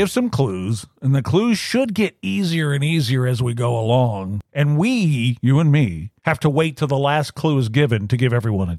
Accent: Louisiana, United States; I grew up in Louisiana, so up theirs if they can't take a joke.

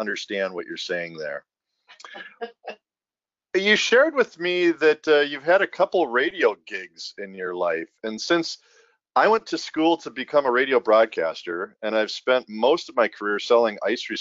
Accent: Minnesota, United States; moved away as an adult; now in California, United States; I'm more Californian than I am Minnesota

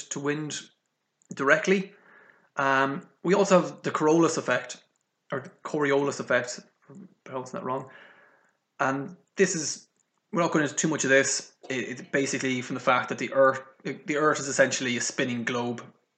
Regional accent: Galway, Connacht, Ireland; my hometown in Galway here

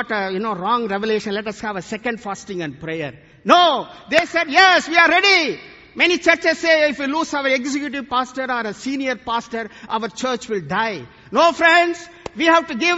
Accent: India; today I come from India

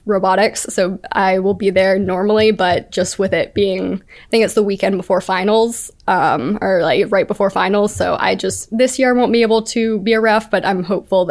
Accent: Homewood, Alabama, United States; I'm from Homewood, Alabama

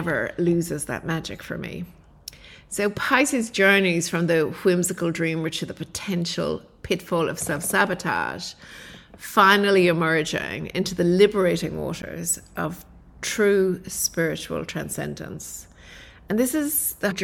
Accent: Ireland; now in Australia; I was brought up in Ireland

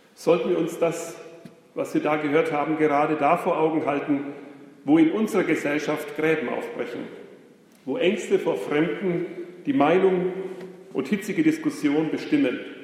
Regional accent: Germany; wir als Deutsche

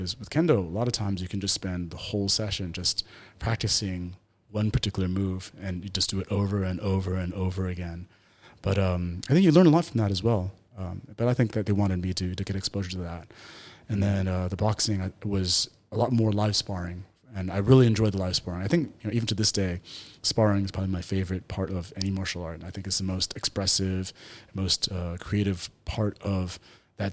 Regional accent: Taipei, Taiwan; also born or lived in United States; So I basically grew up in Taipei, and I went to an international school there. So I grew up in a multilingual environment. I learned Mandarin

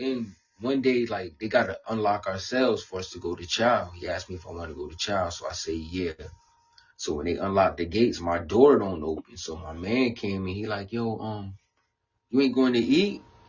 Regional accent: New York, United States; But he still liked me, but because he knew, like, I come from New York. We don't play with police.

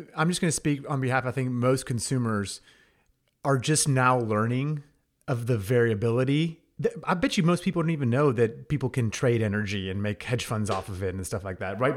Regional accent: Texas, United States; I'm a Texan. We all take pride as being Texans

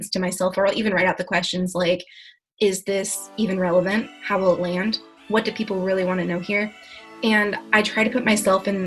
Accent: Joliet, Illinois, United States; born there; now in Florida, United States; I was born in Joliet, Illinois.

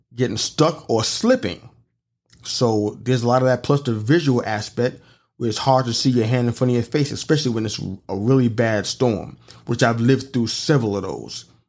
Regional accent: New York City, New York, United States; moved away; I come from New York City

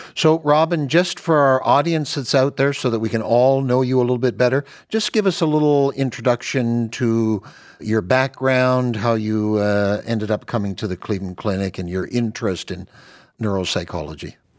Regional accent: Canada; now in United States; I'm Canadian

